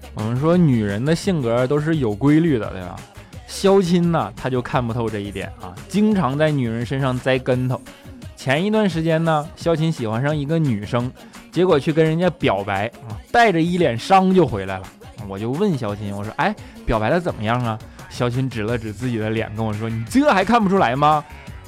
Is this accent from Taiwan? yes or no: no; Northeast China, China; now in Shanghai, China; 我是一个北方人嘛，虽然来到这里已经这么久了